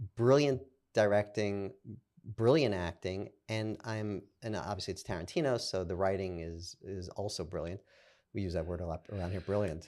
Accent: New York City, New York, United States; I'm from Brooklyn

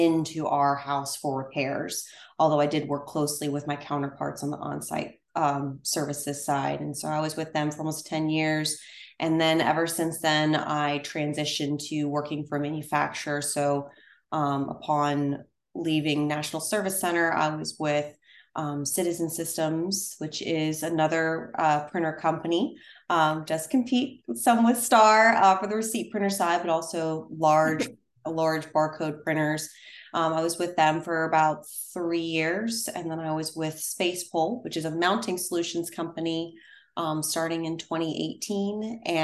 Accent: Summerville, South Carolina, United States; accent: Southern; also born or lived in Indiana / Ohio / Greenville, South Carolina; then moved to Charleston, South Carolina, or if you're from Charleston, not Charleston proper, but Somerville, South Carolina, in 89

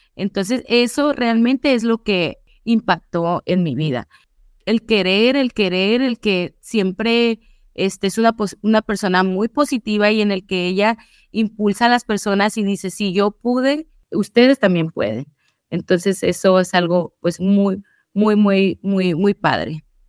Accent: Mexico; moved away; yo vengo pues de México, mexicana

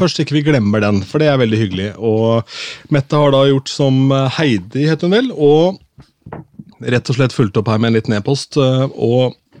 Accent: Askim, Østfold, Norway; jeg er fra Askim

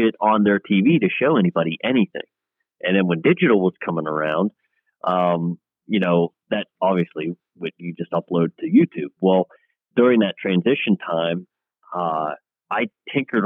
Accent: Clarion County, Pennsylvania, United States; am from Clarion County, Pennsylvania

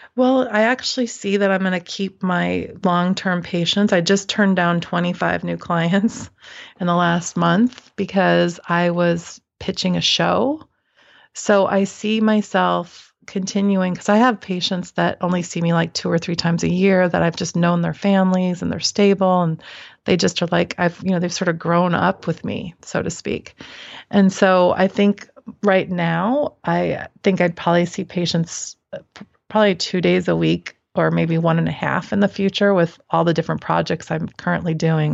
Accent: Midwest, United States; I grew up in the Midwest

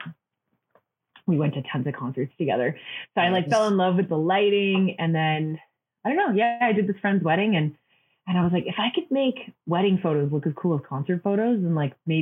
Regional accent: Hinton, Alberta, Canada; also born or lived in Vancouver; now in Calgary, Canada; The big pulp mill where I grew up in Hinton, Alberta

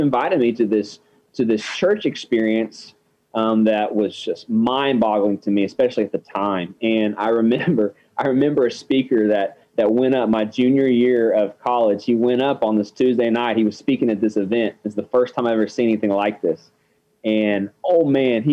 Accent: Abilene, Texas, United States; also born or lived in Kenya; Mostly grew up in Abilene, Texas, where ACU is, Abilene Christian University.

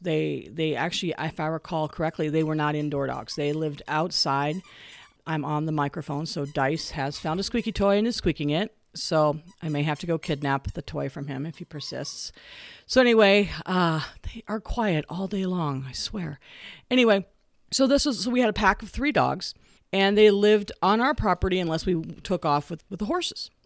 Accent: the West, United States; I grew up here in the West

